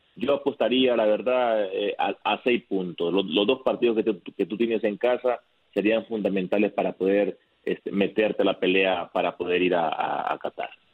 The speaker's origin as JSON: {"language": "Spanish", "country": "Mexico", "said": "yo siendo mexicano"}